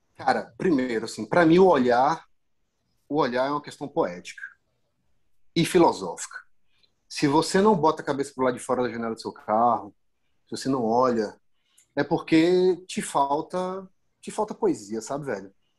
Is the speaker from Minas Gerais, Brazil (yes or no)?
no; Bahia, Brazil; eu, enquanto baiano, enquanto morador local